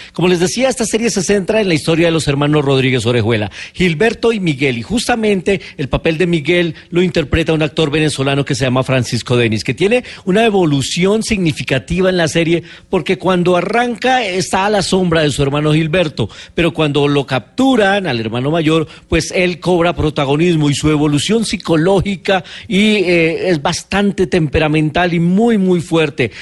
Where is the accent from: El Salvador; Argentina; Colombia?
Colombia; somos muchos los colombianos decentes y buenos